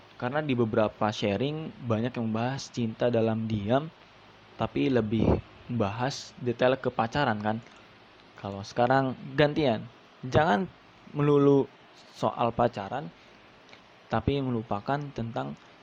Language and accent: Indonesian; Subang, West Java, Indonesia; now in Bekasi, Indonesia; saya lahir di Subang, ya kan, Jawa Barat, jadi saya Sunda.